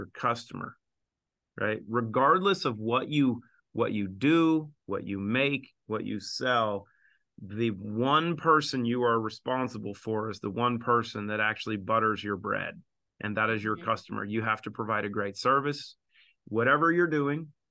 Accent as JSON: {"language": "English", "region": "Southwest Washington", "country": "United States", "tie": "born or raised there", "also_born_or_lived": "Seattle", "said": "I grew up in Southwest Washington and lived in Seattle"}